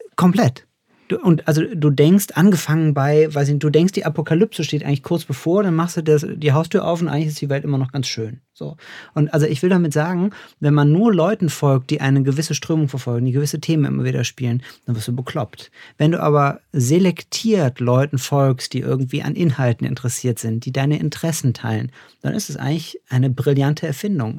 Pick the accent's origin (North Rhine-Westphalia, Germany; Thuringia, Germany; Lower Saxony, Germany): North Rhine-Westphalia, Germany; Cologne; in Köln unterwegs, kleine äh, Anspielung an meine Heimatstadt